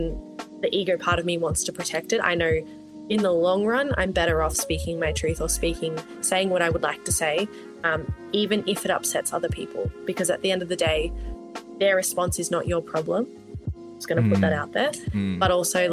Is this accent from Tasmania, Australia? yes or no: no; Melbourne, Victoria, Australia; moved away; also born or lived in Northern Territory; Growing up in Australia, I think even from when I moved from Melbourne to the Northern Territory